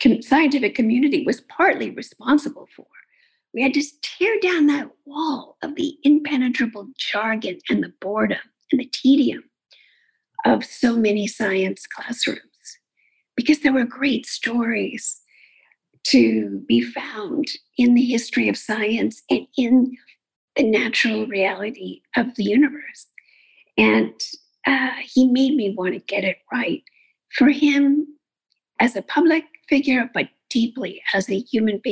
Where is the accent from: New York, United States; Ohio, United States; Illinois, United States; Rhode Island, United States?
New York, United States; New York City; I grew up in Queens and went to public schools